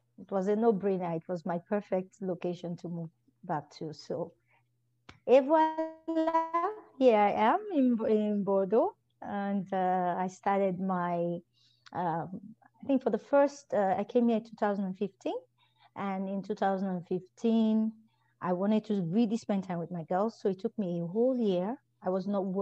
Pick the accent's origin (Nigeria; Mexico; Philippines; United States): Nigeria; Anambra; moved away as an adult; also born or lived in Lagos, Nigeria; I am originally from Anambra State. My mom is from Delta State